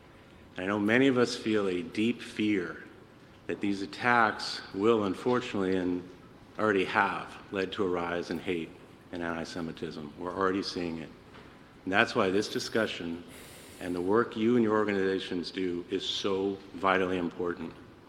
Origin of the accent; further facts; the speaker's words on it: United States; I'm honored to be with all of you today as an American, as a patriot who loves this country, but also as a Jew.